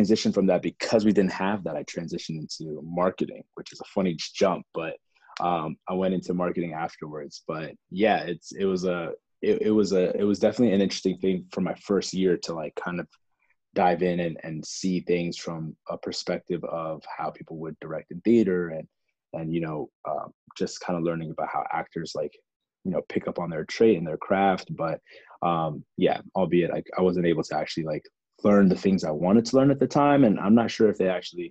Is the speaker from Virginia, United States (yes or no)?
yes; Lorton, Virginia, United States; also born or lived in Alexandria, Virginia; Grew up in Northern Virginia, raised in different parts. Originally lived in parts of Alexandria